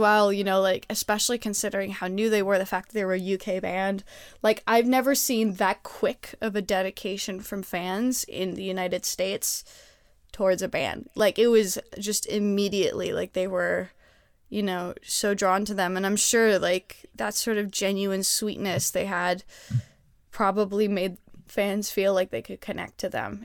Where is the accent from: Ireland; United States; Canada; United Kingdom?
Canada; I'm Canadian